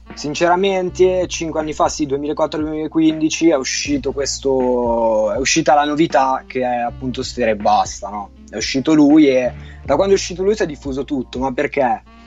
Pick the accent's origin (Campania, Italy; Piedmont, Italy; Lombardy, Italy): Lombardy, Italy; Milan; Ho diciotto anni, sono di Milano